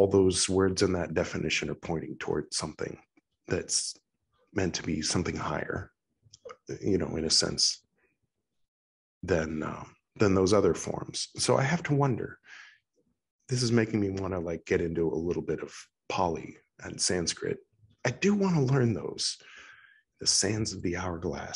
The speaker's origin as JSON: {"language": "English", "region": "California", "country": "United States", "said": "I'm from California"}